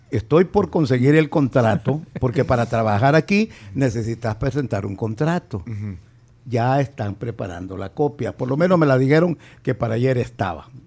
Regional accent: El Salvador

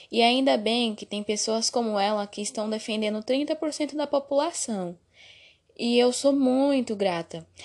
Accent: Santana de Parnaíba, São Paulo, Brazil; Sou de Santana de Parnaíba. Sempre estudei em escola pública

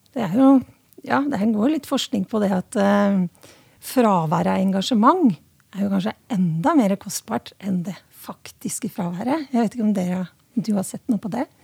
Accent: Hedmarken, Innlandet, Norway; nå kommer jeg fra Hedmarken, og der sier vi 'slækk har vi gjort i alle år'

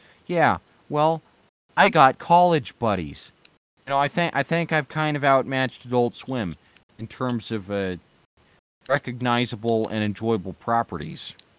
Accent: United States; It's my right as an American.

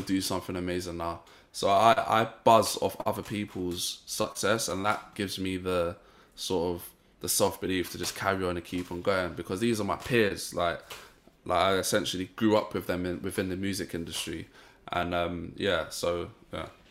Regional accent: St. Vincent & Grenadines; also born or lived in Ealing; I'm from Saint Vincent

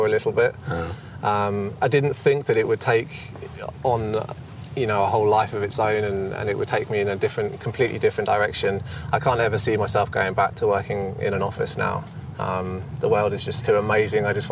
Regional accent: United Kingdom; moved away as an adult; I'm actually from the UK

